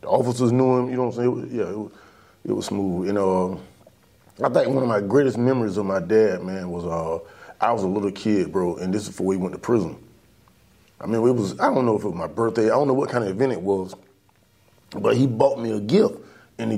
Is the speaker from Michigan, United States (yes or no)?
no; Williston, Florida, United States; I'm from Williston, Florida, I've been in Williston all my life.